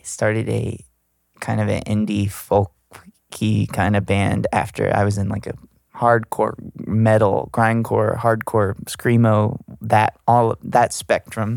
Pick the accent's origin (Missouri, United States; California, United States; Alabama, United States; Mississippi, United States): Alabama, United States; Gulf Shores; now in Los Angeles, United States; I'm from Gulf Shores